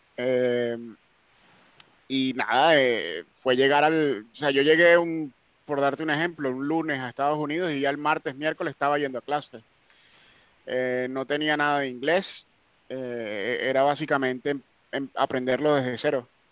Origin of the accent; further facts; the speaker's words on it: Venezuela; also born or lived in North Carolina; now in United Kingdom; yo soy de Venezuela